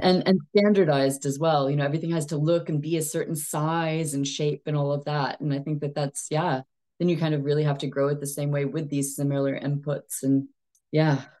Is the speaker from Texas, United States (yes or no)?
yes; Texas, United States; moved away as an adult; also born or lived in East Asia / China; now in United Kingdom; I am Texan by birth, but British by choice. I've been in the U K for about fourteen years now